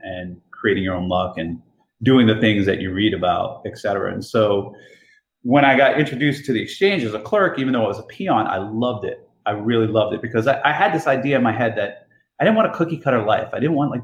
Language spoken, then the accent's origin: English; Jersey City, New Jersey, United States; moved away as an adult; also born or lived in Iowa; I was born and raised in Jersey City, went to school at University of Iowa